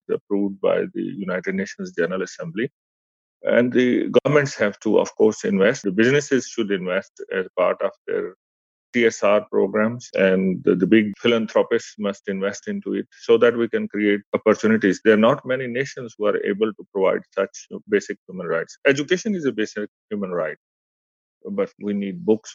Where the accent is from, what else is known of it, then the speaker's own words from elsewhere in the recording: Pakistan; moved away; I come from Pakistan